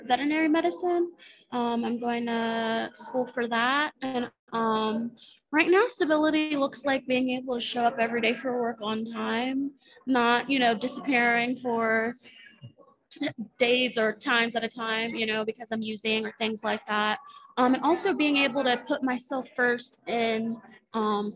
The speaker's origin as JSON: {"language": "English", "region": "Maryland", "country": "United States", "moved": "as an adult", "lives_now": "Panama City, United States", "said": "So I am originally actually from Maryland"}